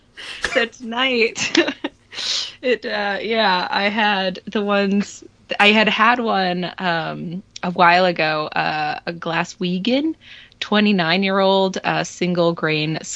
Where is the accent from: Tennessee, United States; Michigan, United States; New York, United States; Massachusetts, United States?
Massachusetts, United States; moved away; also born or lived in Florida; I've moved to Massachusetts, which is my home state, my native state, and I live basically on Cape Cod now